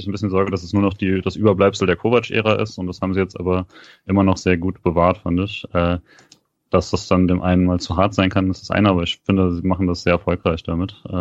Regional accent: Freiburg, Baden-Württemberg, Germany; also als Freiburger kennt man ihn ja sehr gerne als den zentralen Innenverteidiger

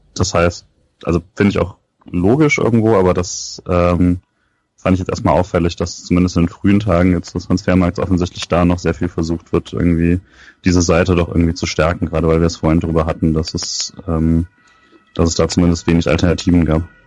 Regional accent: Rhineland-Palatinate, Germany; wo ich groß geworden bin, war ja auch Südpfalz

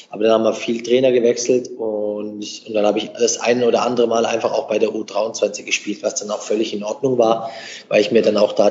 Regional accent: Germany; born there; weil ich bin ja in Deutschland geboren.

